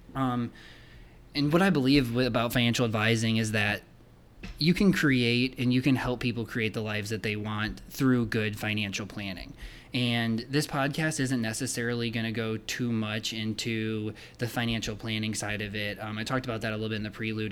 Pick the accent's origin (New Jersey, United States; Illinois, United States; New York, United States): Illinois, United States; Rockford; I grew up in Rockford, Illinois